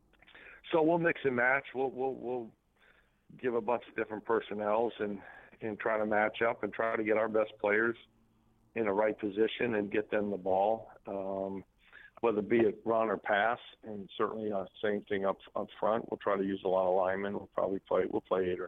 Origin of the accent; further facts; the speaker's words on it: Arizona, United States; moved away; I was from Arizona